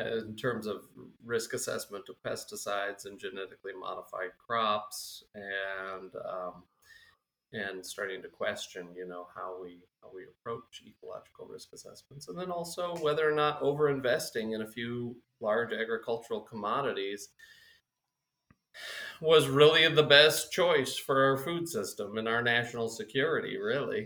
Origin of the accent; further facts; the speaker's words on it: Minnesota, United States; now in South Dakota, United States; Minnesota originally, and now we're based in South Dakota.